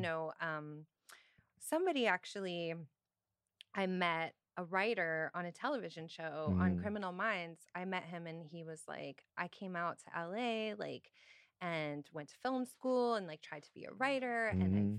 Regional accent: Stratford, Ontario, Canada; now in Toronto, Canada; until I was 16. I left home and moved to the city, to Toronto. But I was born in, well, technically I was born in Stratford.

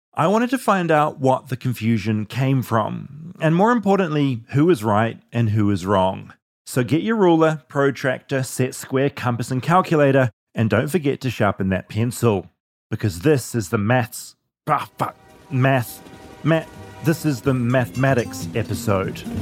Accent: New Zealand; in New Zealand, we say math

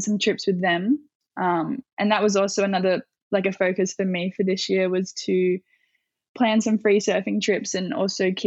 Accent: Avoca Beach, New South Wales, Australia; born or raised there

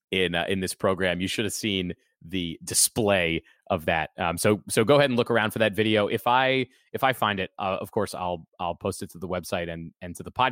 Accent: just outside of Washington D.C., Maryland, United States; also born or lived in Denver; now in Durham, United States; came to Durham from Denver. I was living in Denver for the last seven years, and I'm a big Washington Nationals fan because I, I, grew up in in Maryland, just outside of Washington D.C.

